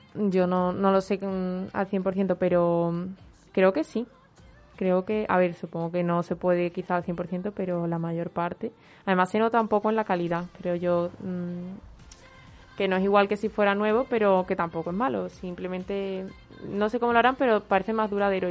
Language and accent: Spanish; Peru; now in Seville, Spain; mi tierra, Perú, a visitar a mi familia